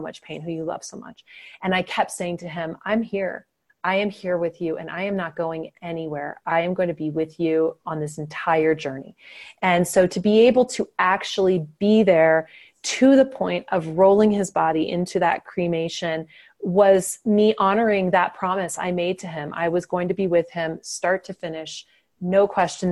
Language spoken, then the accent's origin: English; Indiana, United States; moved away; my home state of Indiana